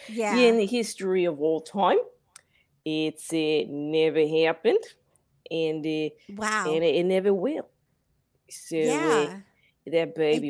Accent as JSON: {"language": "English", "country": "Australia", "also_born_or_lived": "Portugal / London, United Kingdom / Arkansas, United States", "said": "I'm from Australia. First of all, by way of Portugal."}